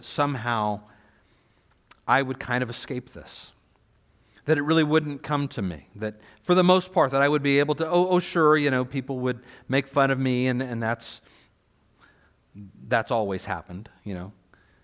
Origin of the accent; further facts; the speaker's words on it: United States; as American Christians